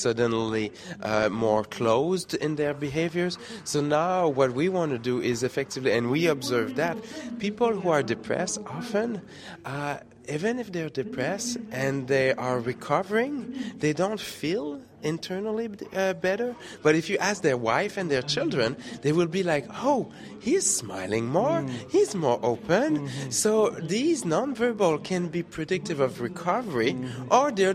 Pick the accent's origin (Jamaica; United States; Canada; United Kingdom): Canada; Quebec City, Quebec; moved away; originally from Quebec City